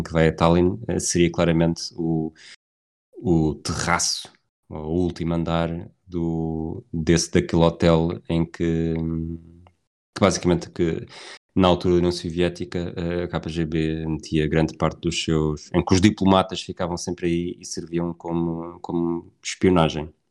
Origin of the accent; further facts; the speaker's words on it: Portugal; eu sou, sou português